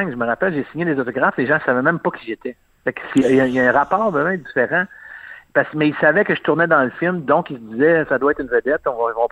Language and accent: French; Quebec, Canada; on est énormément de Québécois hein, dans ce film-là.